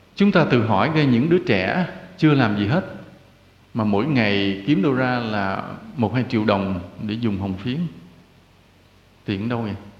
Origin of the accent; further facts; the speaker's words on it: Vietnam; quê hương Việt Nam